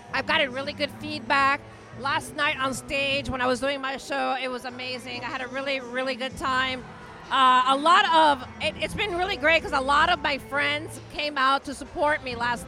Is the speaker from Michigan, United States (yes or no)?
no; Miami, Florida, United States; I was born and raised here in Miami. Actually, 5 minutes from here, I was born and raised.